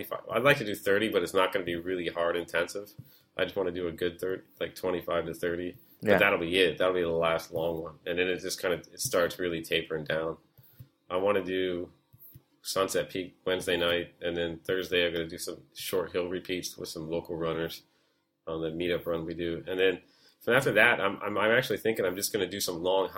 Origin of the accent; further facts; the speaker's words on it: United States; now in Hong Kong; as an American